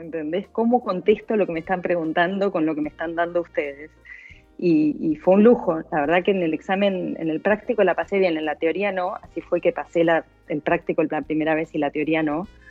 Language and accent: Spanish; Argentina; moved away as an adult; also born or lived in London; los dos somos argentinos